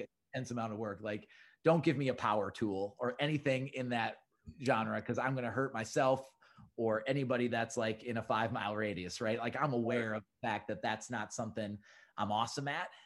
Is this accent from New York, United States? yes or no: no; Minneapolis, Minnesota, United States; I'm from Minneapolis and I've grown up in Minneapolis my whole life